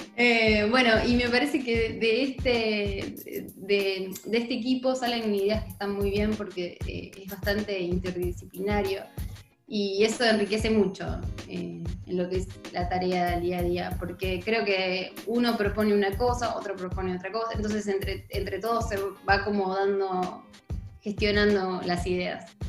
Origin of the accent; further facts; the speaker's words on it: Argentina; soy de Argentina